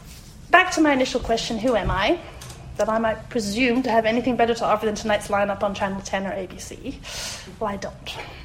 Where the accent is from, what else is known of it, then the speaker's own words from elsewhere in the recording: Munich, Bavaria, Germany; also born or lived in France / South Carolina, United States; now in Australia; I grew up in Germany, and to this day deeply love my childhood town of Munich. I was educated in the French school system in Germany and have a French family because I married a Frenchman.